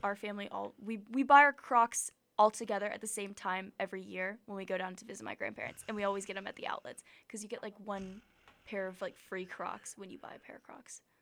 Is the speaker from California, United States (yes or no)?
no; Atlanta, Georgia, United States; now in Auburn, United States; I'm from Atlanta